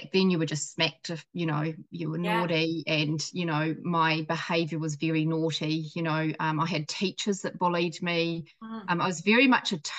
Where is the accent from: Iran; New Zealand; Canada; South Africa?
New Zealand; also born or lived in Scotland; I was born in Scotland as well. I know I don't sound it, but I came here as a baby to New Zealand.